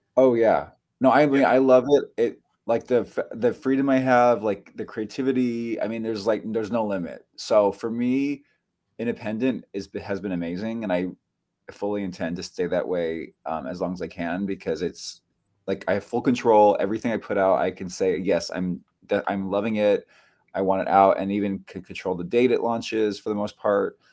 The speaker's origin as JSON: {"language": "English", "area": "Bay Area", "region": "Northern California", "country": "United States", "tie": "born or raised there", "moved": "yes", "lives_now": "New York City, United States", "said": "I grew up in California. I grew up in the Bay Area, um, Northern California"}